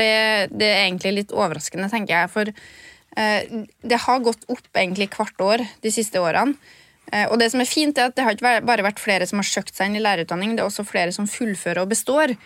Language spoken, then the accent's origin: Norwegian; Trøndelag, Norway; accent: Trønder; jeg kan snakke trønder